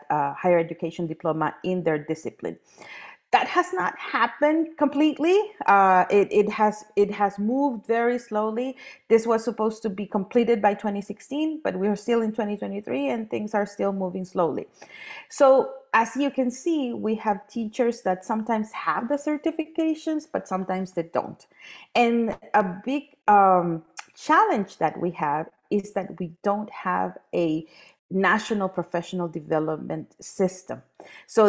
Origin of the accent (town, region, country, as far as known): Honduras